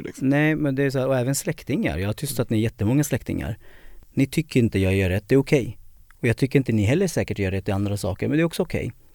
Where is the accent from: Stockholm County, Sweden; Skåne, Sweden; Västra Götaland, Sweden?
Stockholm County, Sweden; Södertälje; jag är född i Södertälje 76